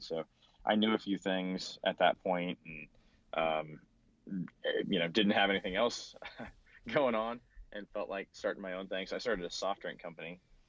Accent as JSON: {"language": "English", "region": "Kansas", "country": "United States", "tie": "born or raised there", "said": "I grew up in a small town in Kansas."}